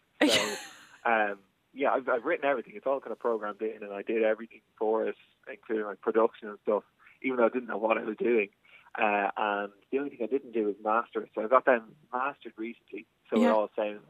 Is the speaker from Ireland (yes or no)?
yes; Navan, Leinster, Ireland; growing up in Navan